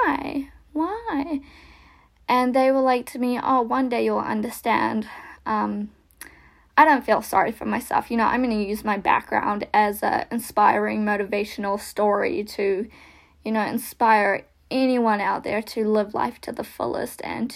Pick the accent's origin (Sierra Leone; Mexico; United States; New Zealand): New Zealand; accent: American, Kiwi; also born or lived in Russia; after being adopted, I came to New Zealand